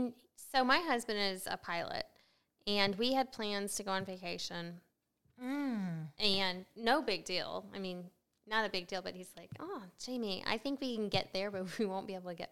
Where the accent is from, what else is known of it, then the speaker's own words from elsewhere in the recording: Midwest, United States; As long as because we're from the Midwest.